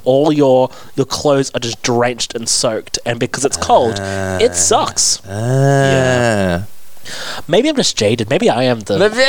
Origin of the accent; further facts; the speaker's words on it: England, United Kingdom; now in Australia; I grew up in England